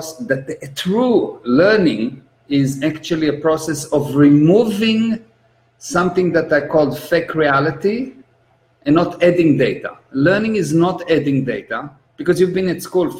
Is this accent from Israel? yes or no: yes; Israel; I'm an Israeli. I was born in Israel